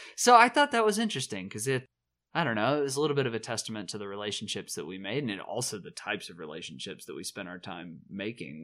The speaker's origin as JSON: {"language": "English", "region": "the South", "country": "United States", "tie": "born or raised there", "also_born_or_lived": "Chicago", "moved": "yes", "said": "growing up in the South"}